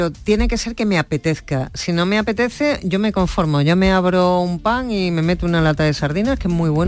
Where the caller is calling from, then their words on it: Seville, Andalusia, Spain; Buenos días equipo … de Sevilla.